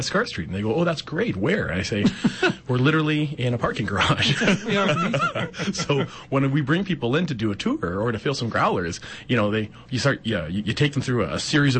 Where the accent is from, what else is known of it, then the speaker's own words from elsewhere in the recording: Regina, Saskatchewan, Canada; we're four homebrewers from Regina, Saskatchewan.